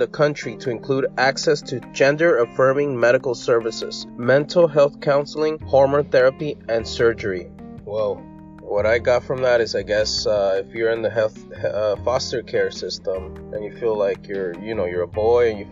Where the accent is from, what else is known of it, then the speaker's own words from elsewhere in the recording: California, United States; I'm from California